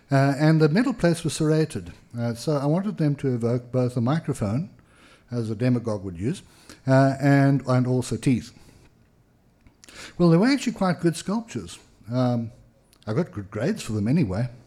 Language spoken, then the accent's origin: English; Pietermaritzburg, KwaZulu-Natal, South Africa; I mean the ones that arrived in my hometown, Pietermaritzburg in South Africa, around 1960.